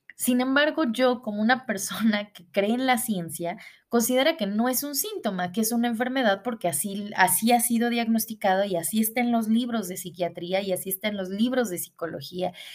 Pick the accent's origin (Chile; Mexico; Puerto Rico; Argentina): Mexico; Puebla; moved away as an adult; now in Mexicali, Mexico; regreso a mi ciudad natal, a la ciudad de Puebla.